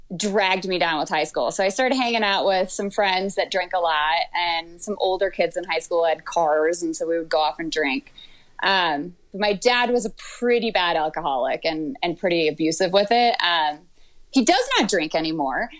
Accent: Michigan, United States; moved away as an adult; also born or lived in Georgia; grew up in Michigan the whole time and was there until I was, I think, 31

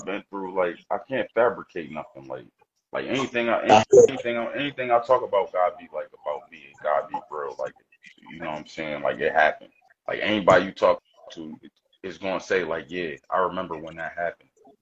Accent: Delaware, United States; I'm from Delaware

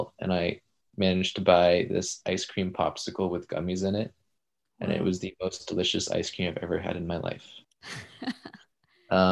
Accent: Decatur, Georgia, United States; moved away; which is really close to my hometown, from Decatur, Georgia, which is just like in the suburbs of Atlanta

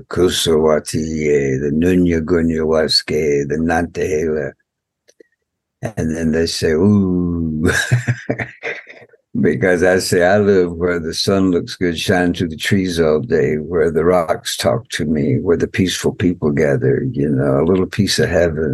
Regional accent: United States; I'm from the Muscogee Nation

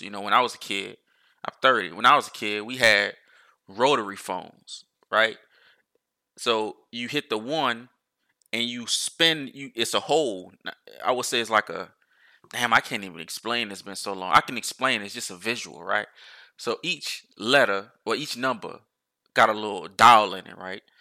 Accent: United States

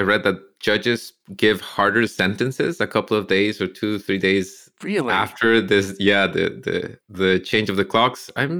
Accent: Costa Rica; moved away as an adult; now in Canada; they tried this in Costa Rica once when I was a kid, and we all hated it.

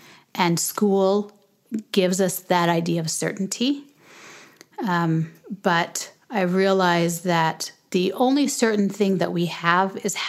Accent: Canada; also born or lived in Jamaica / Lagos, Nigeria / United States; I was born in Canada, but when we were 6 weeks old, when I was 6 weeks old, we moved back to Jamaica. And we moved back when I was school age, back to Canada. But in between that, we had lived in Nigeria, Lagos, Nigeria.

